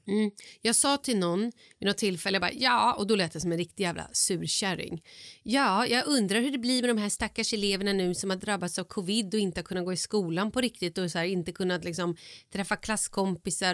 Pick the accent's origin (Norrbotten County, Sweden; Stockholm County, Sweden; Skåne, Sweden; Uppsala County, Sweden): Stockholm County, Sweden; Vallentuna; jag var uppvuxen då i Vallentuna